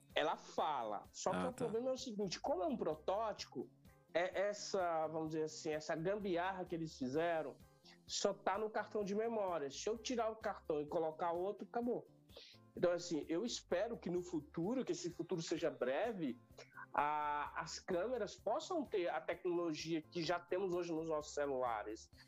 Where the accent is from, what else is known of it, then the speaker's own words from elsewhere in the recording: Bom Jesus, Piauí, Brazil; now in São Paulo, Brazil; aos 14 anos de idade, lá no interior do estado do Piauí, que eu não nasci em São Paulo, eu nasci numa cidade do interior do estado do Piauí chamada Bom Jesus